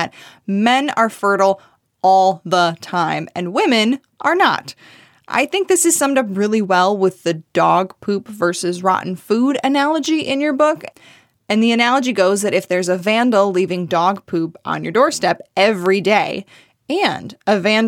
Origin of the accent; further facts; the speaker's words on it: Michigan, United States; my home state, Michigan